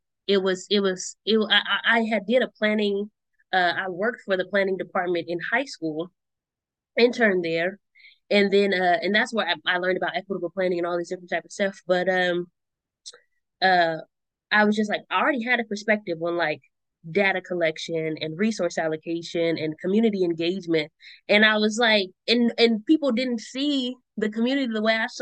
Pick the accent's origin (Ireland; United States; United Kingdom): United States; Richmond, California; growing up in Richmond and then going to school in El Cerrito